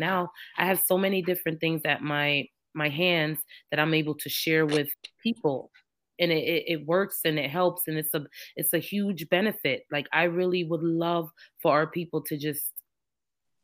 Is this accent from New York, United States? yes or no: yes; New York, United States; moved away as an adult; also born or lived in Jamaica; now in Georgia, United States; I'm Jamaican. I was born in Jamaica, but I was raised in New York since I was 4 and back and forth between the islands and in New York